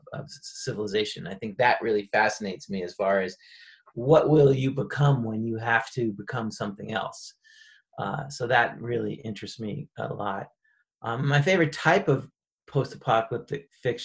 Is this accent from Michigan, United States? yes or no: no; New York, United States; moved away as an adult; now in Colorado, United States; I'm from New York originally